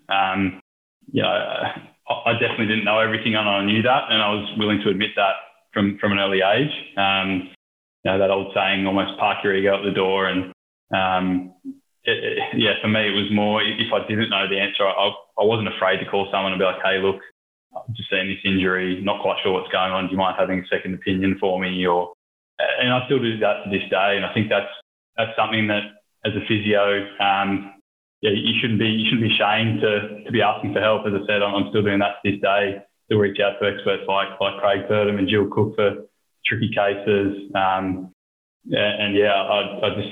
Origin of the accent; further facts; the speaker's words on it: New South Wales, Australia; moved away as an adult; also born or lived in Newcastle, New South Wales; now in Melbourne, Australia; born and bred in New South Wales